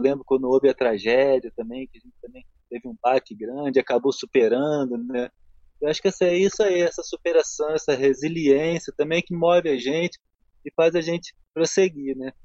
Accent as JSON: {"language": "Portuguese", "region": "Rio de Janeiro", "country": "Brazil", "tie": "born or raised there", "moved": "as an adult", "lives_now": "Nova Friburgo, Brazil", "said": "Eu sou carioca sou carioca de, de Alivila Isabel, de, do Maracanã, de Santa Teresa. Essa era a área que eu circulava assim na minha infância"}